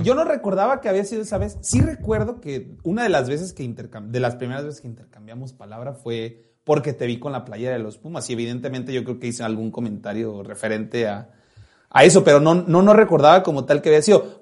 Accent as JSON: {"language": "Spanish", "region": "Jalisco", "country": "Mexico", "said": "Fer y yo somos de Jalisco"}